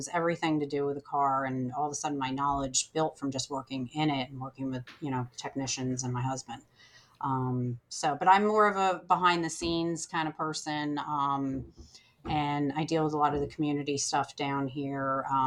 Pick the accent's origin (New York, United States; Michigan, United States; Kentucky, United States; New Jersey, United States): New Jersey, United States; moved away as an adult; now in Charlotte, United States; I was born in New Jersey